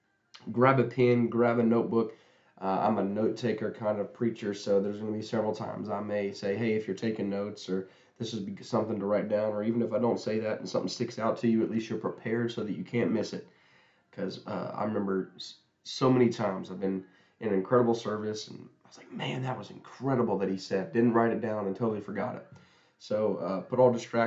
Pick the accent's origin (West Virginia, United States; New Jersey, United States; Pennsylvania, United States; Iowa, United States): West Virginia, United States; Huntington; where I'm from Huntington, West Virginia.